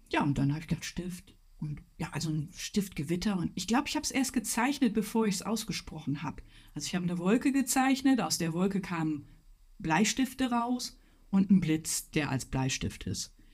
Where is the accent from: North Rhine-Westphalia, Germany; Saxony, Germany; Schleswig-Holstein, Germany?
North Rhine-Westphalia, Germany; ich komme aus dem Ruhrpott, Weltkulturerbe, Zeche Zollverein